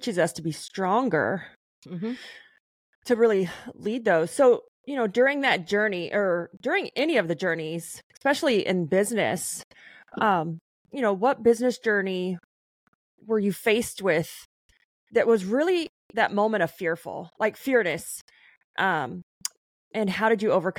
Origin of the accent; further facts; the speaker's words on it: Hugo, Oklahoma, United States; moved away; I'm born and raised in Oklahoma on the Texas-Oklahoma line